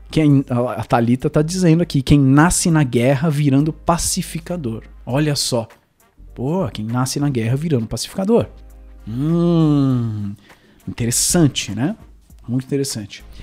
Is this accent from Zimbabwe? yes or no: yes; Zimbabwe; born there; also born or lived in United States; Eu nasci no Zimbábue e, e, e numa, numa, numa vila de, de pescadores